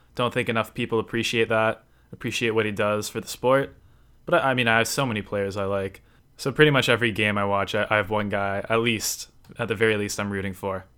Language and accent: English; Toronto, Ontario, Canada; I'm from Toronto, Canada.